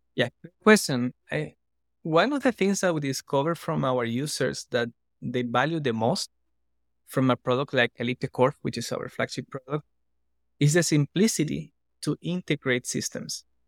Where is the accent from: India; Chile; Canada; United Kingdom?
Chile; now in Costa Rica; I'm originally from Chile, now based in Costa Rica